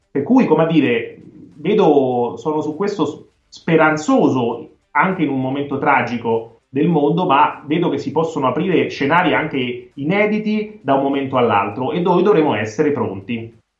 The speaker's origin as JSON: {"language": "Italian", "country": "Italy", "said": "io da italiano"}